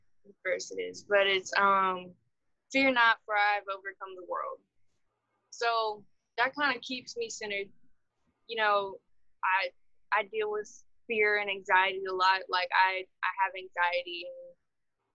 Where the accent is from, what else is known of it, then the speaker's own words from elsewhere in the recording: Marksville, Louisiana, United States; also born or lived in Baton Rouge; I'm from Marksville